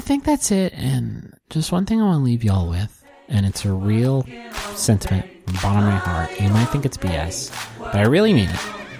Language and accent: English; Pittsburgh, Pennsylvania, United States; I'm from Pittsburgh, Pennsylvania, which is where the show was shot and where Fred Rogers is from. And it reminded me of my childhood and growing up with Mr. Rogers.